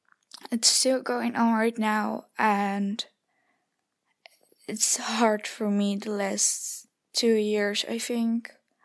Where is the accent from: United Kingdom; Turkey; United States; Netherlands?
Netherlands; I'm 13 years old. I'm from the Netherlands